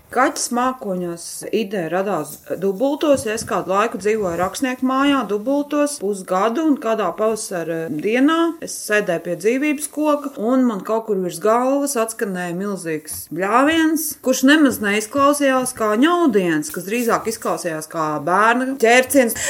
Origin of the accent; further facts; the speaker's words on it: Kuldīga, Kuldīga Municipality, Latvia; Reiz esmu no Kuldīgas, dzimusi kuldīdzniece, un visa mana dzīve ir saistīta ar kurzemi.